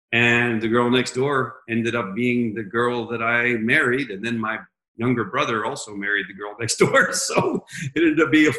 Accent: Washington, District of Columbia, United States; I was born in Washington, D.C., in the exact same hospital that my wife, although four years earlier than she was.

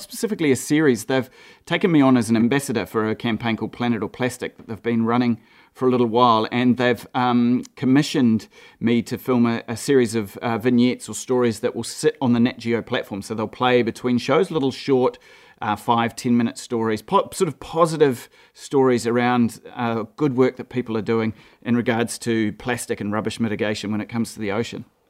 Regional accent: Gisborne, New Zealand; also born or lived in Mahia Peninsula; I grew up in Gisborne.

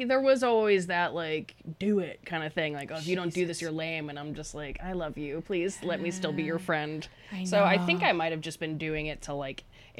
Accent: Woodbridge, Virginia, United States; moved away; Woodbridge, Virginia, which is like a 20-minute ride from DC.

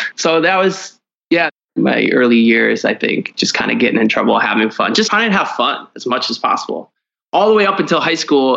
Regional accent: Cleveland, Ohio, United States; I grew up in Cleveland, Ohio

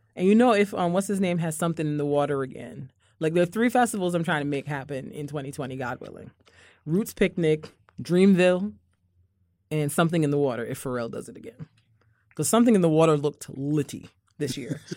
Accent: Barbados; moved away; as a kid growing up in Barbados

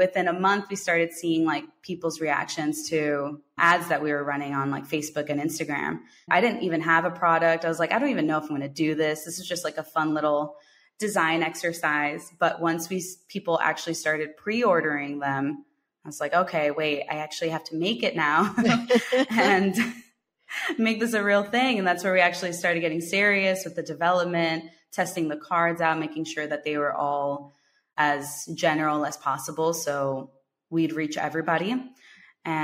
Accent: United States; coming back to the US, it just felt like something was missing. Like, okay, great, I'm back to being American

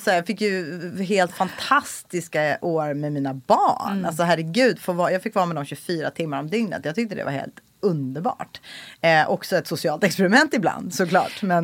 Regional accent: Stockholm County, Sweden; also born or lived in Los Angeles, United States; jag är uppvuxen i Solsidan

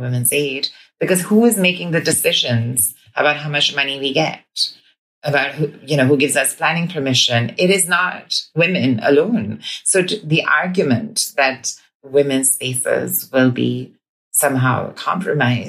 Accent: India; moved away as an adult; now in Scotland, United Kingdom; my experience growing up in India. I transitioned in India before I came here

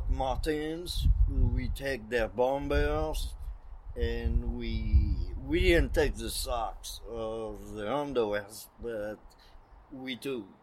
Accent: northern France, France; I'm from North France

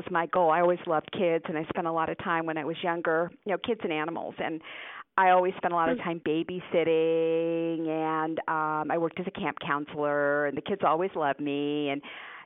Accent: Newtown, Connecticut, United States; first language Hungarian; English is a second language; we moved to Connecticut, and I grew up in Newtown, Connecticut

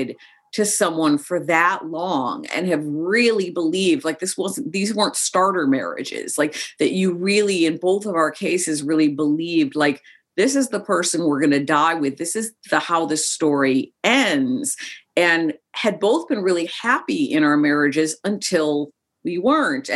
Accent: Chicago, Illinois, United States; born or raised there; also born or lived in Joshua Tree, California

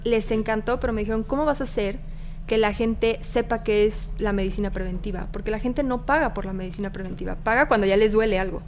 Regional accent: Querétaro, Mexico; moved away as an adult; now in Mexico City, Mexico; yo soy de Querétaro

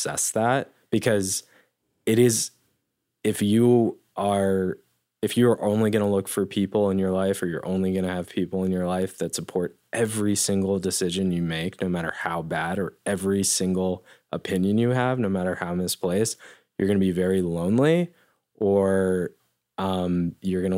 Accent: Denver, Colorado, United States; I grew up in Denver

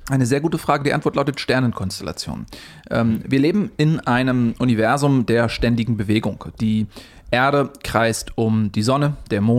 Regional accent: Switzerland; born there; Pläuschli, wie wir in der Schweiz sagen. Ich bin der gebürtige Schweizer, Pläuschli.

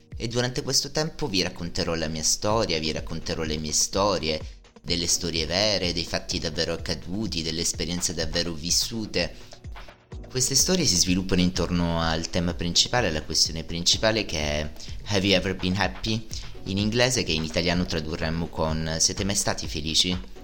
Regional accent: Italy; accent: Italian; io in inglese ho un accento fortissimo, un accento italiano fortissimo

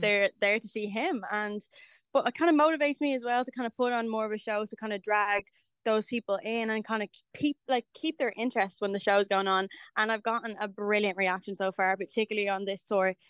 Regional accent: Dublin, Leinster, Ireland; kind of my hometown

